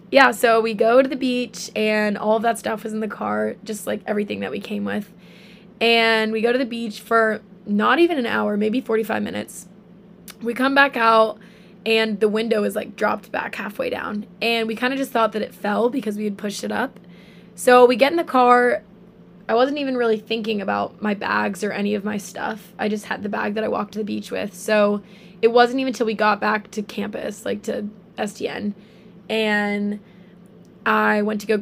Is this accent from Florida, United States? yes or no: no; Charleston, South Carolina, United States; moved away as an adult; now in Oahu, United States; Um, so I'm 19, almost 20. I'm from Charleston, South Carolina and I've actually been out on Oahu since July.